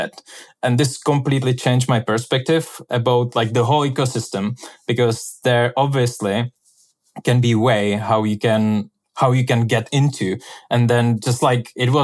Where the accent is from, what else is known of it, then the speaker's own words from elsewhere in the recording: Czechia; moved away as an adult; also born or lived in Venice; And I'm from Czech Republic.